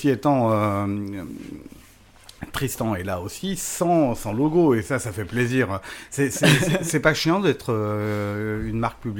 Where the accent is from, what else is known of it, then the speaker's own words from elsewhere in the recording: Corsica, France; on te considérait quand même comme un Corse